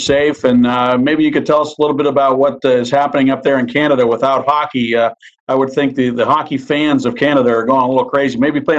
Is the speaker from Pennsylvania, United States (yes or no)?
yes; Pittsburgh, Pennsylvania, United States; growing up in Pittsburgh